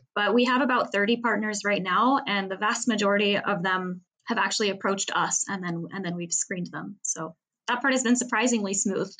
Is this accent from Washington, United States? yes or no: yes; Seattle, Washington, United States; moved away as an adult; now in Paris, France; I'm from Seattle